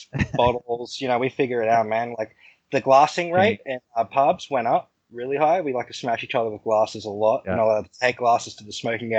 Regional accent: Australia; I'm Australian.

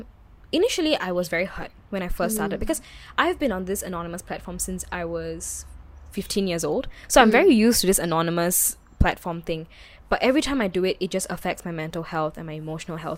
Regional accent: Singapore; It's not like I'm not Singaporean or anything. Because anyone knows me that I'm very Singaporean.

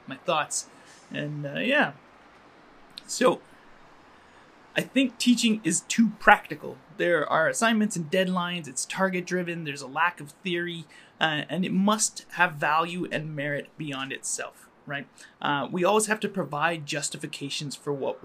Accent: Calgary, Alberta, Canada; moved away as an adult; also born or lived in Montreal / Finland; now in Toronto, Canada; I grew up in Calgary and I was raised as a Muslim

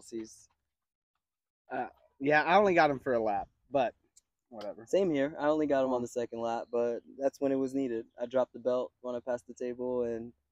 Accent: New York City, New York, United States; born there; Um, New York City.

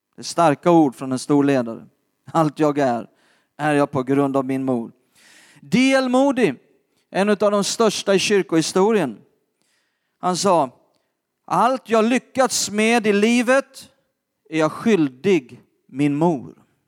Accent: Skåne, Sweden; jag är uppvuxen själv i Skåne

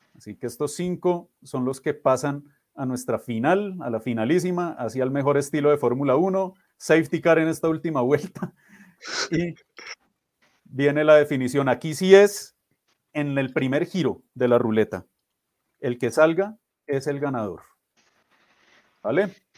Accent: Colombia; sobre todo como colombianos

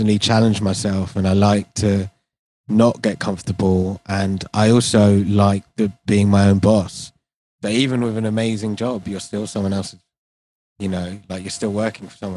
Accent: London, United Kingdom; I was born in London, but I'm Indian

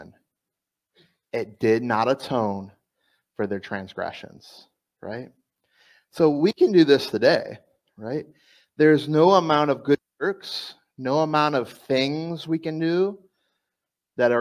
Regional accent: South Florida, United States; moved away; also born or lived in East Coast; I'm from South Florida

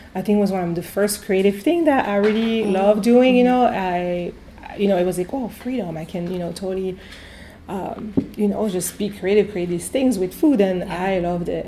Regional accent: near Avignon, Provence-Alpes-Côte d'Azur, France; English is a second language; now in Cleveland, United States; I grew up uh, yeah, in the south of France in a small uh, city uh, near Avignon. So it's in Provence

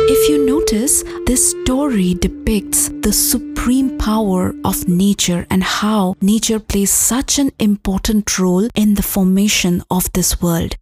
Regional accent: India; moved away; I am from India

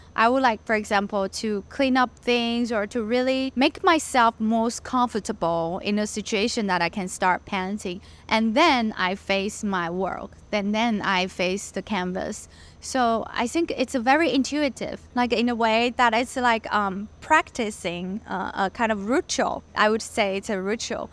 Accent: Taiwan; moved away as an adult; also born or lived in Los Angeles, United States / California, United States; I was born in LA because my parents um, went to study and work in the US and and then they brought me back to Taiwan um, when I was little. But then I grew up in Taiwan and stayed until I graduated from college and moved back to California

